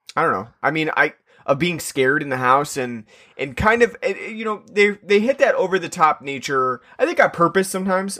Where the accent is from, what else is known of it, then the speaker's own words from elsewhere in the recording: New York, United States; I'm from New York